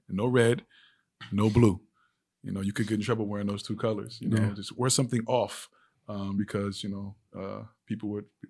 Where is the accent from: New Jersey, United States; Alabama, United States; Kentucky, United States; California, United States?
California, United States; Los Angeles; Los Angeles, California, born and bred. Born and raised in L.A., grew up in the Compton Carson area.